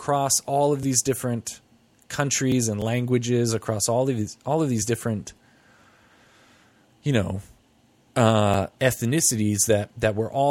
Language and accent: English; United States; we're from the United States